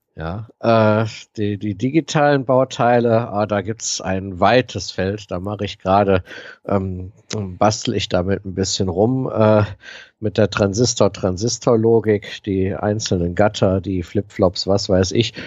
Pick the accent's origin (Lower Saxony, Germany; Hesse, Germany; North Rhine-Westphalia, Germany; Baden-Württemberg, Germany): North Rhine-Westphalia, Germany; Aachen; meine Heimatstadt Aachen